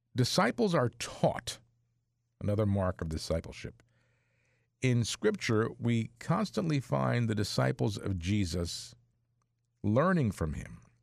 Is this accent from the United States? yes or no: yes; New Brunswick, New Jersey, United States; I grew up in the New Brunswick area, in, uh, here in central New Jersey